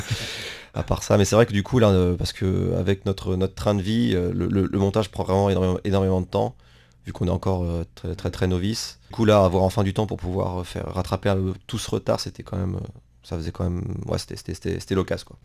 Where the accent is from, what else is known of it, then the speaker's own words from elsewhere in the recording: France; moved away; en tant que Français